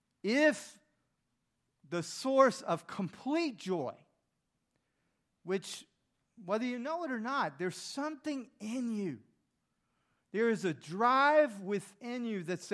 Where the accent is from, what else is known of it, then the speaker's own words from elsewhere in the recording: the South, United States; I grew up in the South